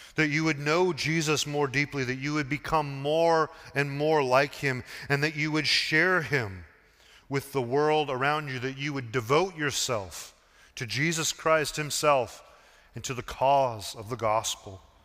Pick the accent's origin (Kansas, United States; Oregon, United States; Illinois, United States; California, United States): Oregon, United States; Portland; moved away as an adult; also born or lived in Seattle; my hometown of Portland